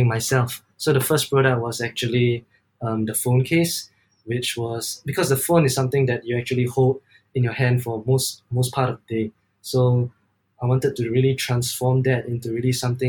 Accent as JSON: {"language": "English", "country": "Singapore", "said": "I'm from Singapore."}